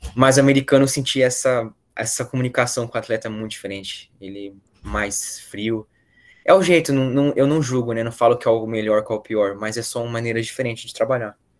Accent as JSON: {"language": "Portuguese", "town": "Valinhos", "region": "São Paulo", "country": "Brazil", "moved": "yes", "said": "eu sou de Valinhos"}